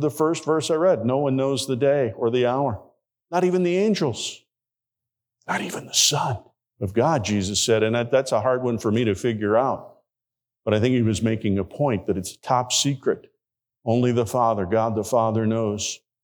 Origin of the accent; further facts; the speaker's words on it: Hammond, Indiana, United States; my home church, where I grew up in Hammond, Indiana